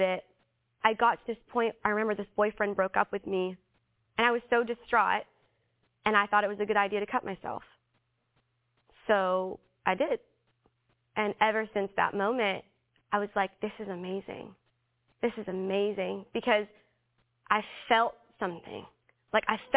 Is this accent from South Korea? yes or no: no; Philippines; I'm Filipino